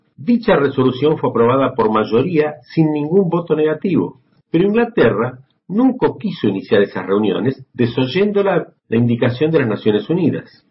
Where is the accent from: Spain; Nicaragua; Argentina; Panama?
Argentina; also born or lived in Buenos Aires; desde Buenos Aires, Argentina